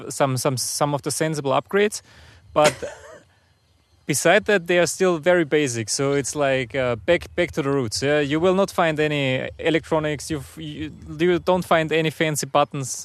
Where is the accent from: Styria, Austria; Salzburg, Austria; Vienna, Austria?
Salzburg, Austria; near; moved away as an adult; now in Russia; I'm originally from Austria. So I, I grew up, uh, close to Salzburg, a very nice place where the Alps start